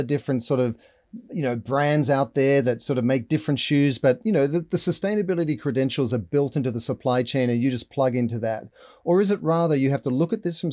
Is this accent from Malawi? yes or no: no; Australia; I'm an Australian